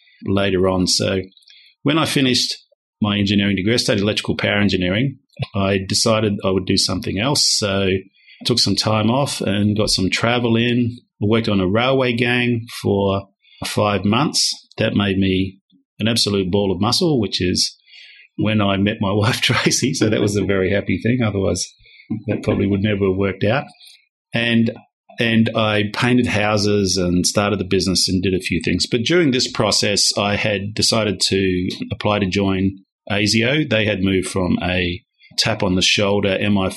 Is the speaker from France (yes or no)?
no; Perth, Western Australia, Australia; born or raised there; moved away as an adult; also born or lived in Darwin, Northern Territory / Hanover, New Hampshire, United States / London, United Kingdom